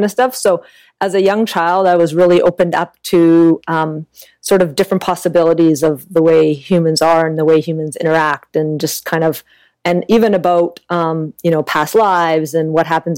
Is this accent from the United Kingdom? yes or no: no; an hour east of Vancouver, British Columbia, Canada; I was born and raised in Canada, just about an hour east of Vancouver